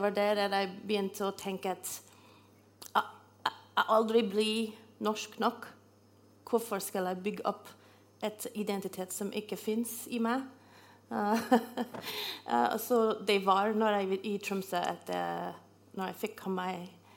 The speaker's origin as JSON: {"language": "Norwegian", "country": "Canada", "second_language": "Norwegian", "moved": "as an adult", "lives_now": "Norway", "said": "Jeg kommer fra Canada, og jeg kommer fra et, et, by som er kanskje som en størrelse som Trondheim."}